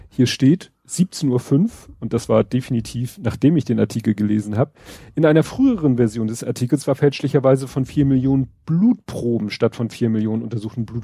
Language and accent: German; Hamburg, Germany; Ich als Hamburger.